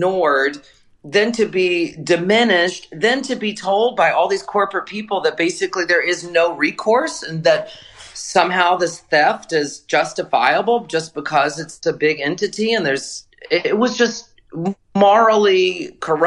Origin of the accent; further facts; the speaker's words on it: the South, United States; now in New York, United States; I'm from the South.